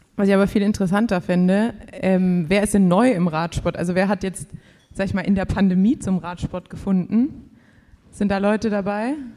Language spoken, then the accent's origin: German; Swabia, Germany; als Schwabe